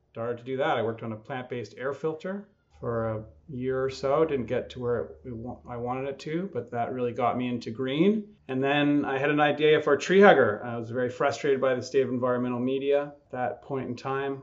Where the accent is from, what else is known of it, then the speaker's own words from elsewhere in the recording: Quebec, Canada; moved away as an adult; also born or lived in Germany; now in United States; I'm an undercover Canadian, I guess now officially American. Been down here about half my life, but I grew up in the country about an hour from Montreal in Quebec.